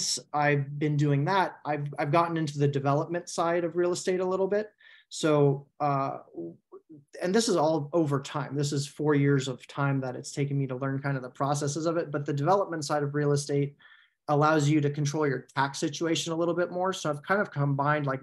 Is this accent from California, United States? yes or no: yes; San Francisco Bay Area, California, United States; moved away as an adult; also born or lived in North Carolina; I grew up in the San Francisco Bay Area